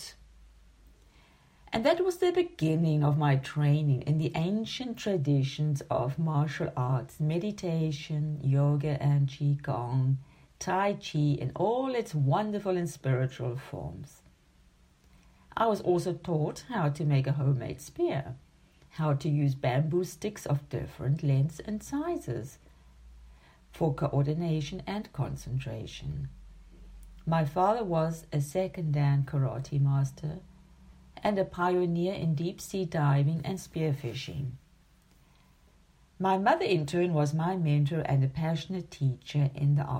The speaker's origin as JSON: {"language": "English", "town": "Durban", "region": "KwaZulu-Natal", "country": "South Africa", "tie": "born or raised there", "also_born_or_lived": "Zimbabwe", "moved": "yes", "lives_now": "Germany", "said": "I was born in 1961 in Durban, South Africa. And my childhood and adolescence were shaped by the wilderness of the Indian coast"}